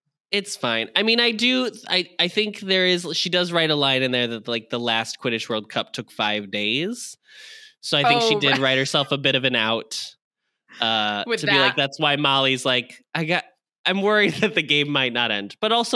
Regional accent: Salt Lake City, Utah, United States; I'm 33 years old. I'm from Salt Lake City, Utah

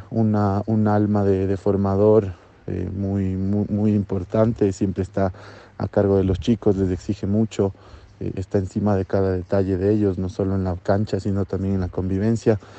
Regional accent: Ecuador; que somos de Ecuador, que venimos a competir, que venimos a ganar y, que amamos a nuestro país.

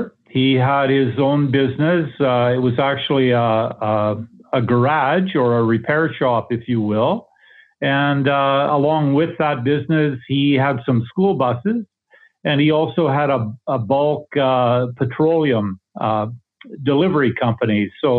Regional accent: Paradise Valley, Alberta, Canada; No, I'm actually from Eastern Alberta.

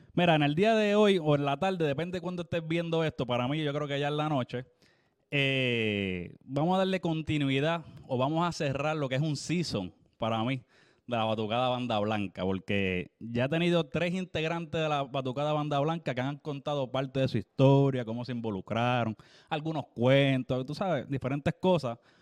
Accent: Naguabo, Puerto Rico; mi pueblo, Nahuabo

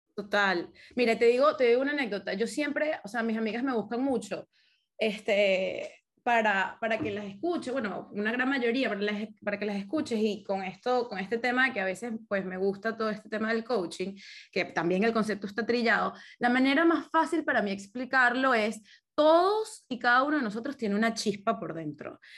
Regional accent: Caracas, Capital District, Venezuela; moved away; crecí toda mi vida en Caracas.

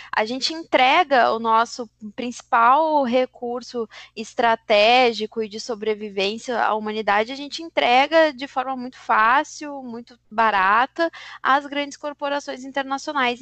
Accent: Brazil; para a gente, enquanto brasileiros

